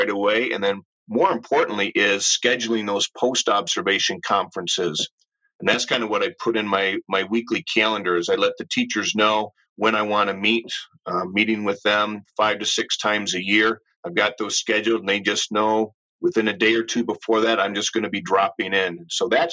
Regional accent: Ann Arbor, Michigan, United States; Growing up in Ann Arbor, I am a true U of M fan

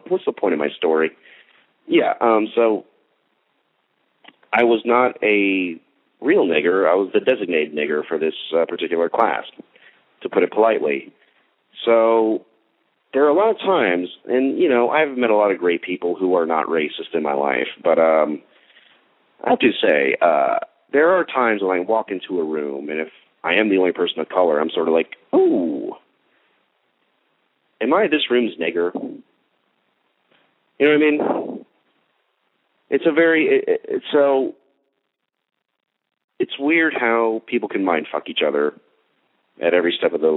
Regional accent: Texas, United States; also born or lived in Plano, Texas; I just grew up in the suburbs of Texas

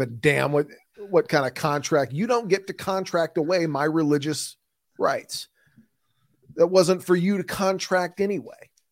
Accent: Midwest, United States; accent: Midwestern; my Midwestern accent

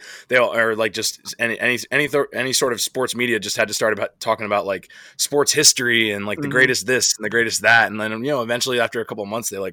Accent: New Jersey, United States; also born or lived in Philadelphia area; I'm originally from South Jersey. So growing up, Great Adventure was my home park

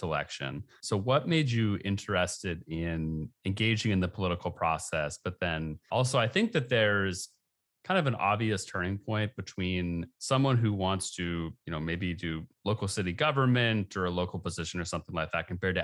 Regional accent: Oregon, United States; I'm from Oregon

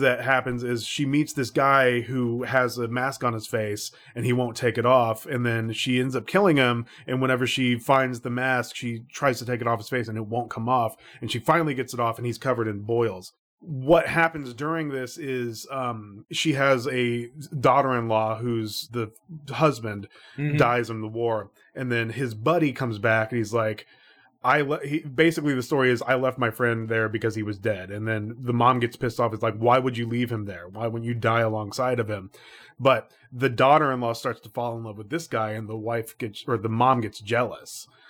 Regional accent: Orlando, Florida, United States; I grew up in Central Florida. And there is a very famous city there called Orlando. So Orlando. I was very, very close to Orlando for a lot of my life.

